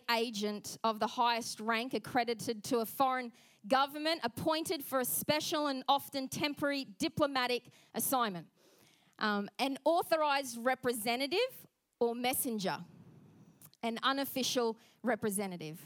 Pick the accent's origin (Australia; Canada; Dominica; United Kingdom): Australia; accent: Aussie; our Aussie accent